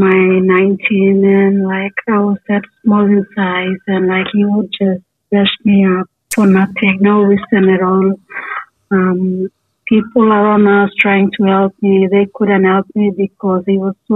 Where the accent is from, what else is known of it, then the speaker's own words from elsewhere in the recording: Papua New Guinea; also born or lived in Port Moresby; I'm from Papua New Guinea.